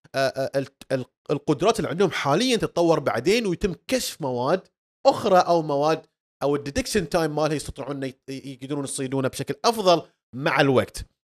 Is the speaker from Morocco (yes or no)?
no; Bahrain; عندنا في البحرين